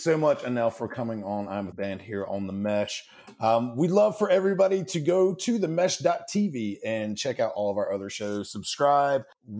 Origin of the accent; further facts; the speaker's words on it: Statesville, North Carolina, United States; I grew up in Statesville, and we also have a Dogwood Festival.